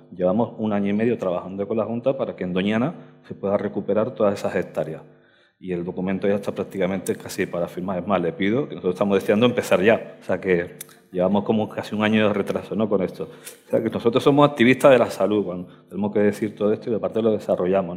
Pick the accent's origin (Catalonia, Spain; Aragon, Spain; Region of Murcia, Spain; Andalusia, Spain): Andalusia, Spain; Alcalá de los Gazules; now in Madrid, Spain; mi tierra, yo soy de Cádiz, de Alcalá de los Gazules